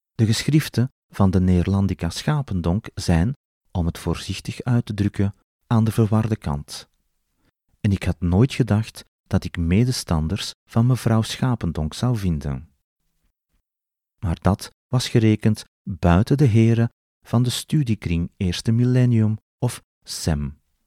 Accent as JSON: {"language": "Dutch", "country": "Belgium", "said": "als Belg"}